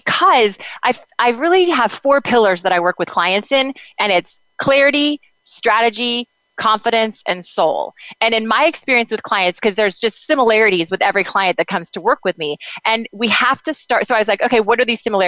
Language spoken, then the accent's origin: English; United States; moved away; also born or lived in Kansas / Oklahoma; I grew up in Kansas and Oklahoma